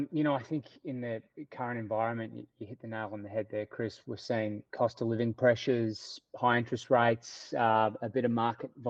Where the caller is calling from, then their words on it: Melbourne, Victoria, Australia; Uh, freezing cold Melbourne, uh, huh? pouring with rain at the moment